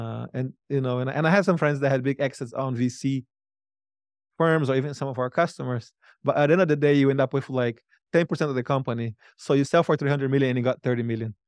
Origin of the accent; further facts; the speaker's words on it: Brazil; moved away as an adult; now in United States; I used the money to move to the United States. I'm from Brazil